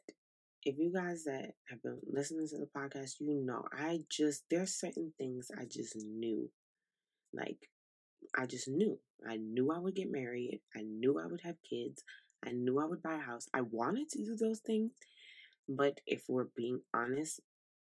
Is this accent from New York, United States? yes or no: yes; New York City, New York, United States; moved away as an adult; also born or lived in Italy; now in South Carolina, United States; we're from Brooklyn, New York. So we are city kids through and through